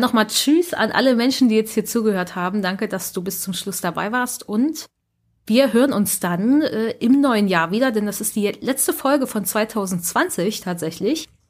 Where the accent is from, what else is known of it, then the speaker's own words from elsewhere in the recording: Germany; bei uns in Deutschland